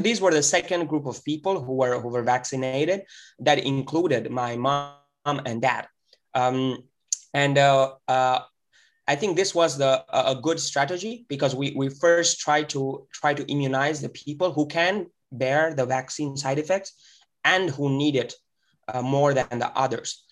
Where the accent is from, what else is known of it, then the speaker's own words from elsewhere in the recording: India; moved away; our network back in India, in my hometown and, and other places in India